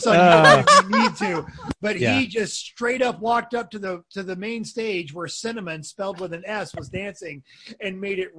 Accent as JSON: {"language": "English", "region": "Georgia", "country": "United States", "moved": "yes", "lives_now": "Las Vegas, United States", "said": "I'm from Georgia, but I have embraced Las Vegas as my home."}